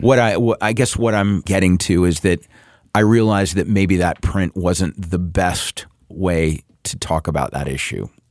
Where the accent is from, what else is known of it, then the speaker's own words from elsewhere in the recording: the South, United States; I grew up in the South